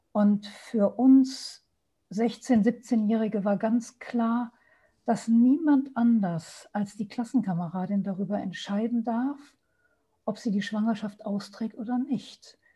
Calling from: Düsseldorf, North Rhine-Westphalia, Germany; Hallo, schönen guten Abend. Ich bin aus Düsseldorf dazu geschaltet

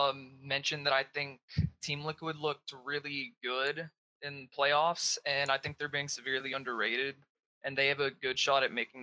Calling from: Dallas, Texas, United States; I'm calling from Dallas.

